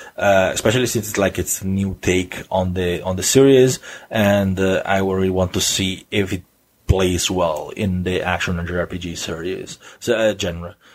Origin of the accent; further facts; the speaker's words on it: Italy; accent: Italian; my silly Italian accent